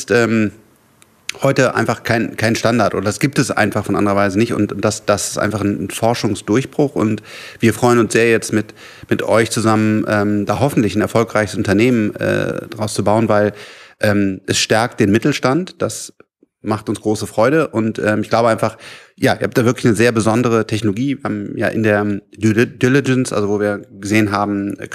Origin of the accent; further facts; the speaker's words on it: Rhineland, Germany; ich bin ja Rheinländer, das Rheinland ist auch schön